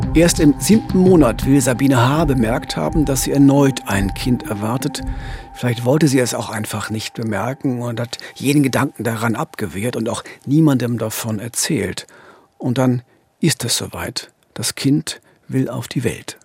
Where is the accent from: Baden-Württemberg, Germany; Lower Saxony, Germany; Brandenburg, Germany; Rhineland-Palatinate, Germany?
Brandenburg, Germany; Frankfurt; moved away; In Frankfurt bin ich aufgewachsen, habe da fast 20 Jahre gelebt.